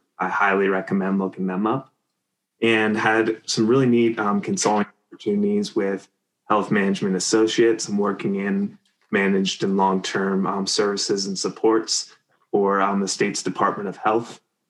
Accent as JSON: {"language": "English", "area": "Lancaster County", "region": "Pennsylvania", "country": "United States", "tie": "born or raised there", "moved": "as an adult", "lives_now": "Cheyenne, United States", "said": "I'm from Lancaster County, Pennsylvania, traditionally. I grew up there"}